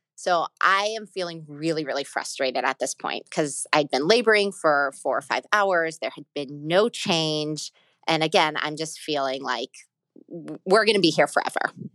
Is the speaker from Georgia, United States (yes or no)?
yes; Atlanta, Georgia, United States; moved away as an adult; now in New York City, United States; I was born in Atlanta, Georgia. I was born there, I grew up there, and I moved up to New York when I was eighteen for college